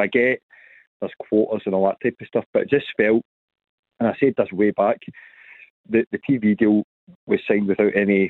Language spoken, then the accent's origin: English; Scotland, United Kingdom; as a Scottish football fan as well, I think we're underselling a product.